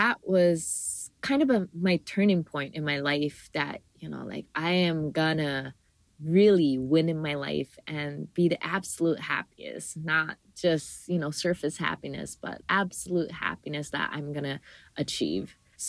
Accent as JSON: {"language": "English", "region": "Hawaii", "country": "United States", "tie": "born or raised there", "said": "because I was local, I am still a local, but growing up in Hawaii, like I always see like tourists coming into Hawaii."}